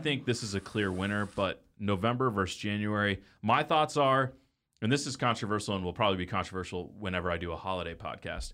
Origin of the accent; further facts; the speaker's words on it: Dallas, Texas, United States; I grew up in Dallas